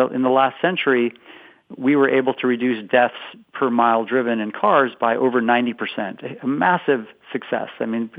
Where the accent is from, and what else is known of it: West Coast, United States; moved away as an adult; now in Boston, United States